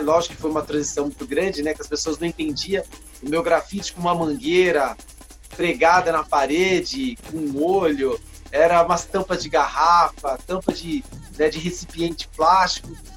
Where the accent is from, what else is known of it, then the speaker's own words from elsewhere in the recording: Taboão da Serra, São Paulo, Brazil; also born or lived in Paraná; Eu vim para cá, para Taboão da Serra, é, a meados de 1975, seis meses de vida, né? Morando sempre em Taboão da Sé, praticamente taboonense, né? Mas eu sou do Paraná